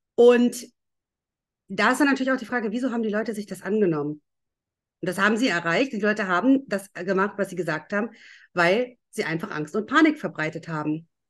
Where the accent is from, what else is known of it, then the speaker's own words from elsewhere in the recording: Lower Saxony, Germany; ich war ja zu der Zeit in Schule